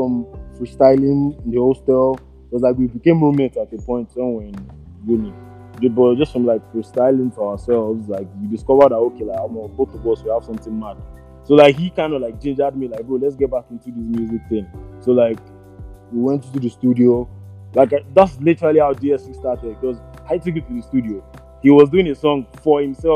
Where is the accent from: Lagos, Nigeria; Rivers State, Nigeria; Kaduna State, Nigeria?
Lagos, Nigeria; also born or lived in Ilorin, Kwara State / Southeast London; But I was born in Lagos. I grew up in Lagos. I spent most of my childhood in Lagos